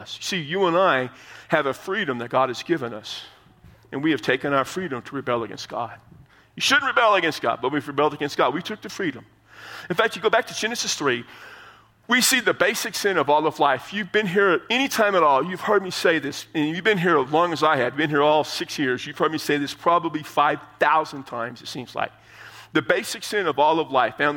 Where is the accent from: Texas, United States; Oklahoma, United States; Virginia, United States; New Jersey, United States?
Texas, United States; San Antonio; San Antonio, my hometown